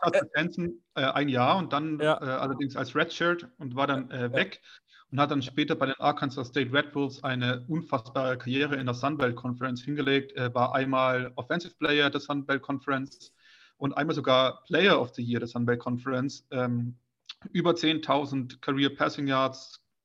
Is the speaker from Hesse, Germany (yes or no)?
no; Swabia, Baden-Württemberg, Germany; Schwaben, äh, ich komme ja selbst aus der Gegend